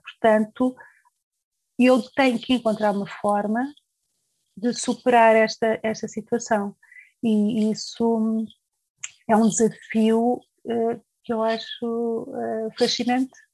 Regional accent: Lisbon, Portugal; moved away as an adult; also born or lived in Coimbra; now in Germany; eu nasci uh, em Coimbra, mas foi só mesmo nascer, porque aos seis meses um, vim para Lisboa uh, com os meus pais, claro, e portanto desde aí vivi sempre, uh, o tempo que vivi em Portugal vivi em Lisboa e, e considero-me uma alfacinha de, de Lisboa

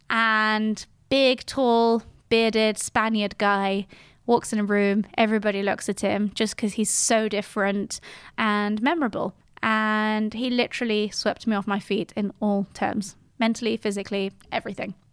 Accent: Geneva, Switzerland; first language French and English; moved away as an adult; now in London, United Kingdom; I was born in Geneva in nineteen eighty-eight

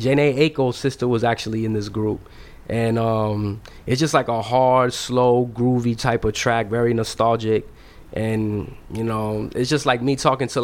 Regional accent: Miami, Florida, United States; growing up in Miami, we really big like on West Coast music

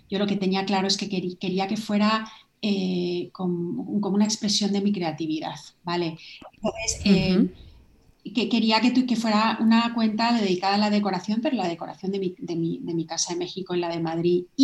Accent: Ireland; born there; pues yo nací en Irlanda y tengo como una conexión muy, muy fuerte emocional con Irlanda.

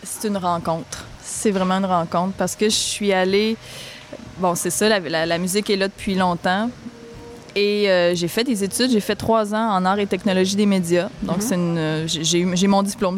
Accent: Sainte-Françoise, Quebec, Canada; Je viens de Sainte-Françoise de Lobinière. Ça se trouve être un tout petit village dans la région du centre du Québec.

